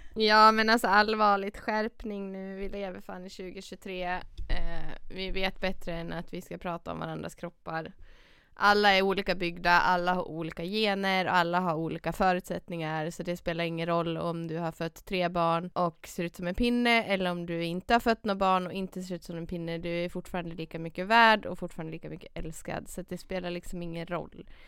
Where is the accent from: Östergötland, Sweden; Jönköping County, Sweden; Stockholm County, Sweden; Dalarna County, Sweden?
Dalarna County, Sweden; moved away; Dalarna, mm. till den stan där jag är ifrån